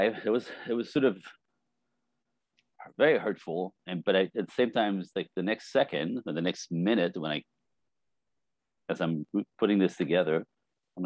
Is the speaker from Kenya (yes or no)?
no; Montreal, Quebec, Canada; now in Los Angeles, United States; I was born French Canadian in Montreal, or outside Montreal, Quebec City, in a speaking French in a Catholic family. Five kids in a snowbank